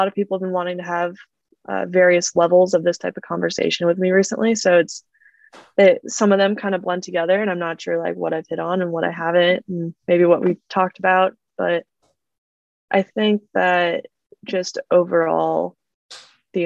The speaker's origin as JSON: {"language": "English", "town": "Fort Collins", "region": "Colorado", "country": "United States", "tie": "born or raised there", "also_born_or_lived": "Arizona", "moved": "as an adult", "lives_now": "Palo Alto, United States", "said": "I grew up in Fort Collins"}